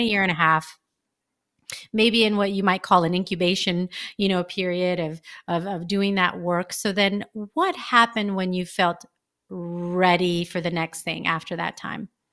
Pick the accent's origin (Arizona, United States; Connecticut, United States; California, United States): California, United States; I'm from California